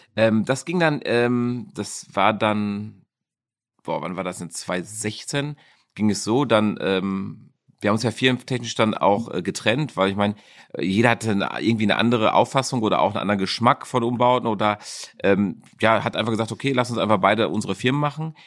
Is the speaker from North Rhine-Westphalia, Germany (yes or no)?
yes; Dortmund, North Rhine-Westphalia, Germany; also born or lived in South Africa; Ich bin Dortmunder Junge. Ich bin in der Innenstadt geboren mhm. und äh, habe dann äh, Großteil meiner Jugend in Dortmund verbracht. Äh, den anderen Teil habe ich in Südafrika verbracht